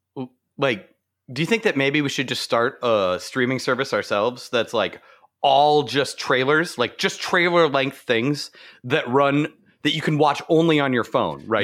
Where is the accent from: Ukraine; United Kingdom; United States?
United States; Arizona; moved away; I grew up in Arizona